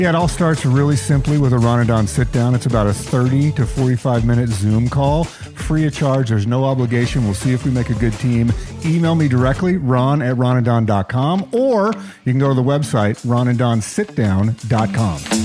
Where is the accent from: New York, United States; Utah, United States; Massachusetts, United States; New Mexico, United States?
New Mexico, United States; also born or lived in Mount Vernon, Washington; now in Seattle, United States; growing up in New Mexico